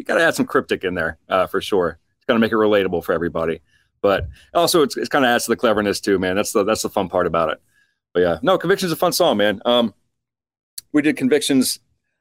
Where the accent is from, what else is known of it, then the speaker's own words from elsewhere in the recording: Baltimore, Maryland, United States; We're from Baltimore, Maryland.